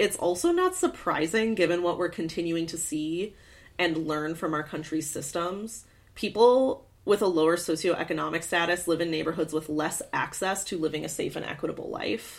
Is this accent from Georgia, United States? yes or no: no; Michigan, United States; I grew up in Michigan